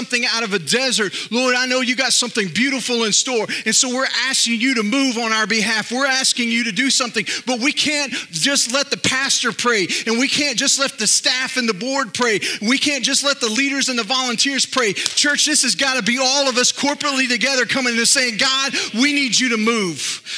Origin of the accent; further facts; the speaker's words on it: Northeast Texas, United States; I grew up in Northeast Texas and then moved to Central Texas when I was 11, but I still have a little bit of that old Northeast Texas wisdom